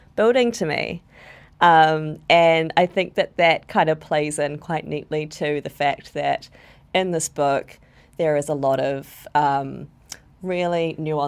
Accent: Wellington, New Zealand; I grew up in Newtown

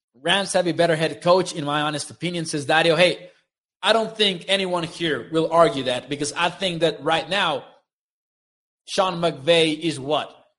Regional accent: Mexico; They came to my hometown, the, the Mexico series

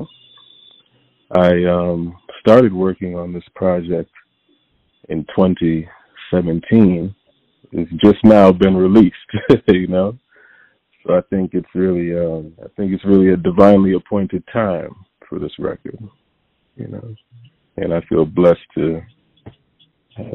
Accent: Hartford, Connecticut, United States; also born or lived in Windsor, Connecticut; now in Bronx, New York, United States; I was born in Hartford, Connecticut, and then early on I moved to a suburb outside of Hartford called Windsor, Connecticut, and then moved back to Hartford, Connecticut after high school

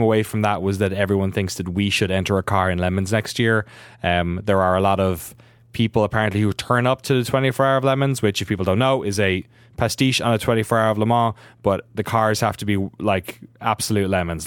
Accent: Ireland; Irish guy

